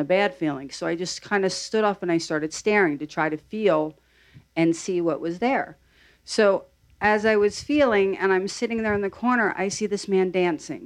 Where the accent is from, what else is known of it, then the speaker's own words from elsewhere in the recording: New Jersey, United States; I'm from Jersey